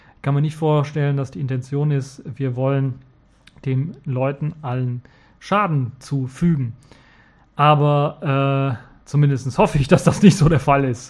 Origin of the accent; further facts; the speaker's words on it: Cologne, North Rhine-Westphalia, Germany; in Köln gegründet, also in meiner Heimatstadt quasi